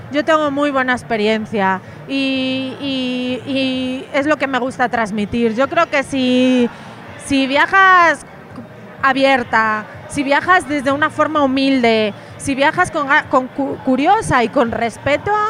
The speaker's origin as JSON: {"language": "Spanish", "region": "Galicia", "country": "Spain", "said": "el agua a temperatura 20 y poco grados, yo que soy de Galicia, o sea, para mí"}